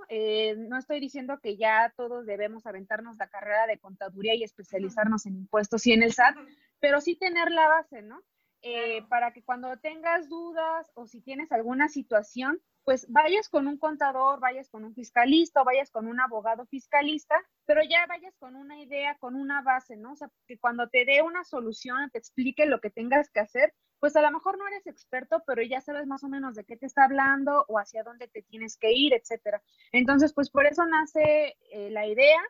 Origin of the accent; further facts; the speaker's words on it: Mexico; como mexicanos